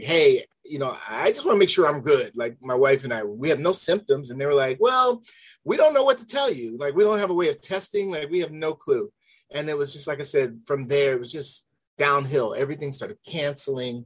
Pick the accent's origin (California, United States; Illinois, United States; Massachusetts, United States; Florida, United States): California, United States; Palmdale; I'm from originally born and raised in the Los Angeles, California area.